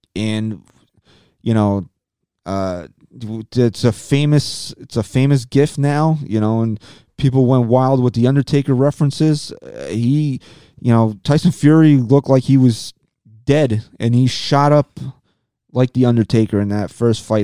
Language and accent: English; United States; I am American